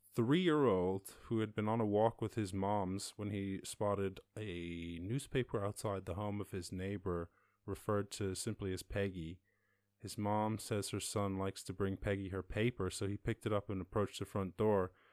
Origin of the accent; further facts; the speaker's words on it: Schull, Munster, Ireland; I'm from Skull, sir, down in West Cork